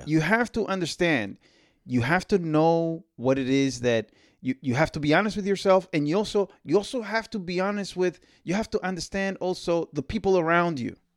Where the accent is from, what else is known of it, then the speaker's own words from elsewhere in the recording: Dominican Republic; where I was born, where I'm from, you know, it's it's in the East